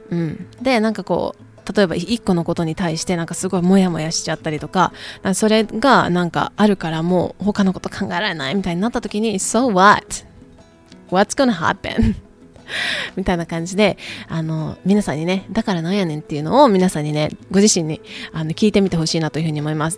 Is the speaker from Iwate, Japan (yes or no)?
no; Kyoto, Japan; accent: Kansai dialect; moved away as an adult; now in United States; 私あの京都出身なんですけど、あの関西、 普段は関西弁なんですけどね